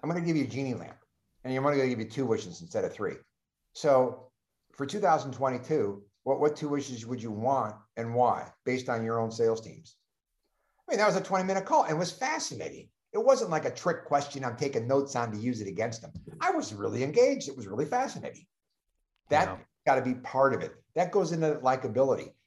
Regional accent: Cleveland, Ohio, United States; I'm from Cleveland

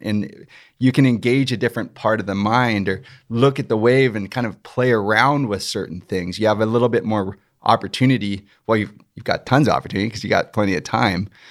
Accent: San Clemente, California, United States; we're from San Clemente

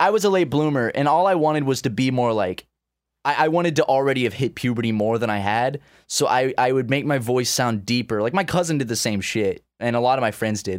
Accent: Charleston, South Carolina, United States; come to my hometown. Come to Charleston

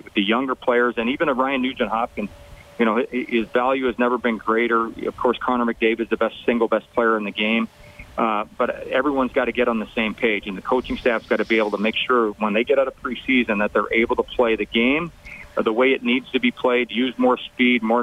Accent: Canada; as a Canadian

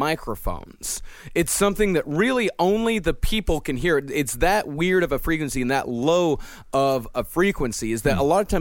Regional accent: Texas, United States; I grew up in Texas.

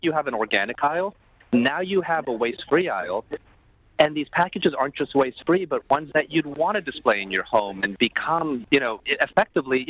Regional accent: Toronto, Ontario, Canada; moved away; I'm proudly Canadian

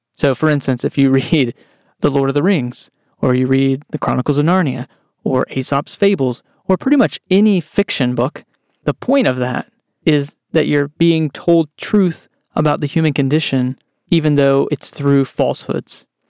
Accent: Texas, United States; I grew up in Texas

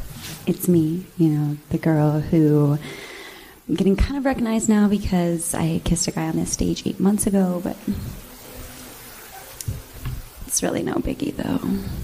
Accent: Sacramento, California, United States; I'm from Sacramento.

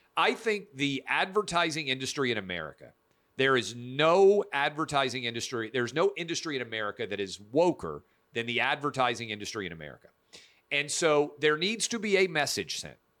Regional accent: Nashville, Tennessee, United States; I'm a kid born and raised in Nashville, Tennessee.

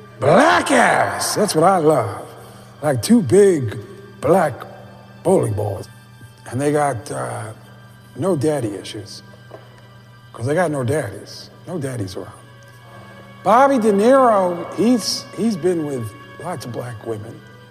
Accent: New York, United States; I grew up in Spanish Harlem. White guy, Spanish Harlem.

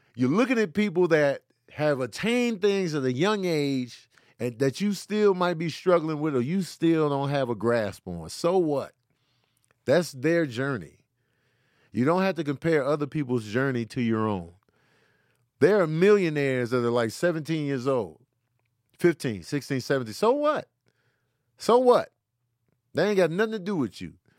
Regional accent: Midwest, United States; I'm from the Midwest

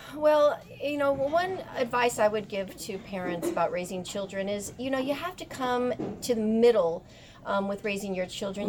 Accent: Monterey, California, United States; I am from Monterey, California

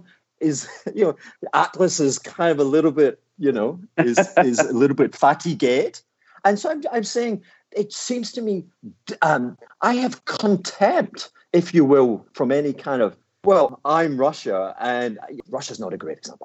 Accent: Glasgow, Scotland, United Kingdom; I am this Glaswegian thug

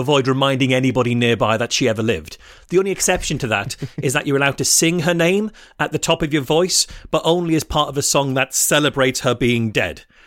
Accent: United Kingdom; I'm British

